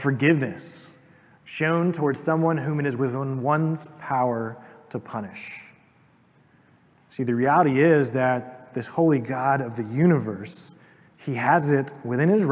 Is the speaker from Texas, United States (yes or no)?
no; East Tennessee, United States; I'm an American or I'm a Tennessean or an East Tennessean